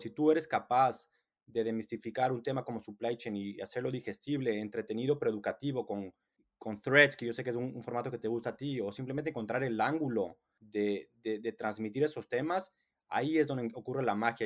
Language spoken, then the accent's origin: Spanish; Ecuador; now in England; soy latino, soy de Ecuador